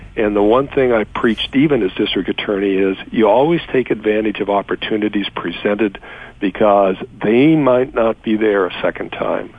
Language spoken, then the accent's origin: English; Los Angeles, California, United States; born and raised in Los Angeles, my father was an immigrant from Mexico, grew up in South Central Los Angeles